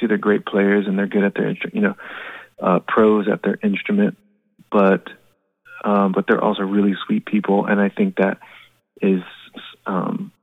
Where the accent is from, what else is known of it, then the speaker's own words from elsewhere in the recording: Florida, United States; we're from Florida